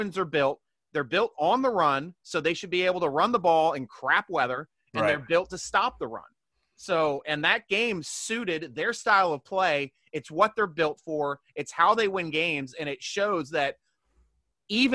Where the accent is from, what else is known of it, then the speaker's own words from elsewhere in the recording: Baltimore, Maryland, United States; I'm from the Baltimore area